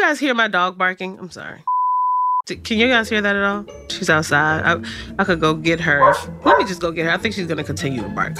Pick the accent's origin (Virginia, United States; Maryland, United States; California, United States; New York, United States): Virginia, United States; Richmond; I am from Richmond, Virginia.